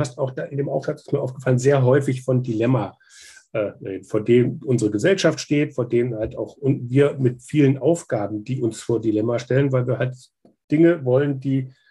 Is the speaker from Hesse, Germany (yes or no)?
yes; Kassel, Hesse, Germany; also ich komme ursprünglich aus Kassel